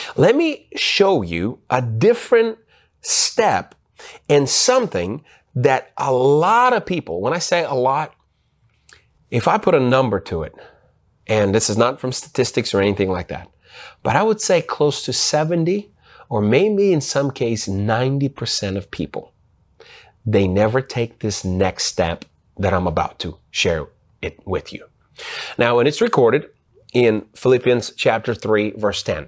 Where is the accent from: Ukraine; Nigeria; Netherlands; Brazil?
Ukraine; moved away; also born or lived in United States; I was born in Ukraine, and so I grew up in Uk-, in Ukraine. Part of my youth, I grew up in Ukraine.